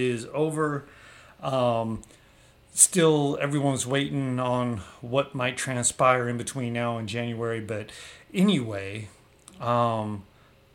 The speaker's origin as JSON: {"language": "English", "area": "the Bay Area", "region": "California", "country": "United States", "said": "I'm from the Bay"}